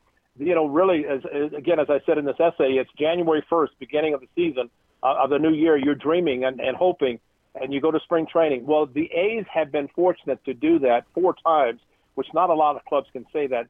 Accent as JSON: {"language": "English", "region": "Southern Illinois", "country": "United States", "tie": "born or raised there", "said": "I grew up in Southern Illinois."}